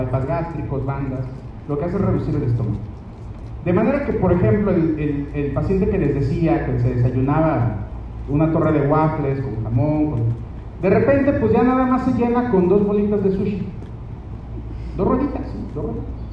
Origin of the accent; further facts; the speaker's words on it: Mexico; somos mexicanos